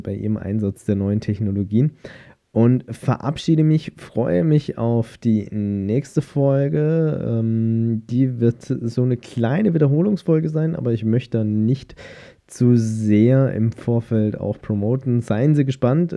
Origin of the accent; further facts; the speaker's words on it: Germany; bei uns in Deutschland